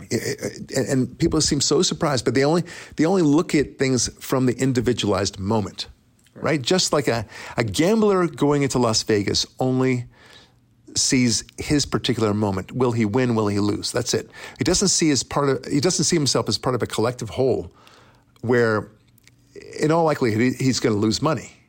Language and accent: English; Israel; also born or lived in United States; as an Israeli, but also as an American